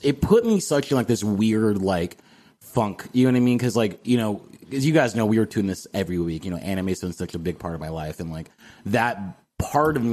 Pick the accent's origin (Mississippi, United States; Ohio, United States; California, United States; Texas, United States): Texas, United States; San Antonio; We're all from the same town. We're all from San Antonio